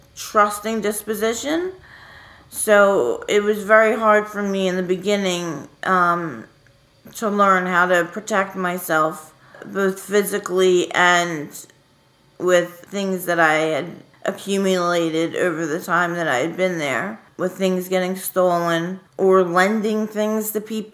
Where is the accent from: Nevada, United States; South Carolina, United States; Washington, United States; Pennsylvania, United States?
Pennsylvania, United States; Philadelphia; I am from Fairmount. I've moved around a lot, my family, but for the majority of my childhood, I was in Fairmount.